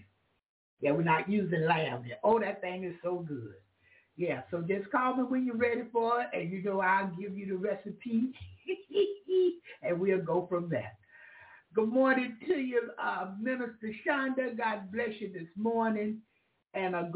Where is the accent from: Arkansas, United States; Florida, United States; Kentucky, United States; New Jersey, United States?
Florida, United States; Jacksonville; That's my hometown, Jacksonville or Florida